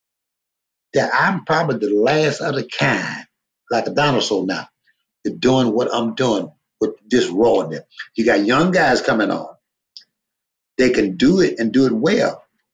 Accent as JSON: {"language": "English", "region": "Louisiana", "country": "United States", "said": "I'm from Louisiana"}